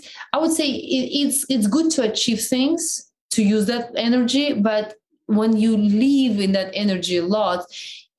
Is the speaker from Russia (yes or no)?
yes; Siberia, Russia; accent: Siberian; first language Russian; English is a second language; moved away as an adult; also born or lived in Moscow; when I came from Siberia, the way I spoke, it was so fast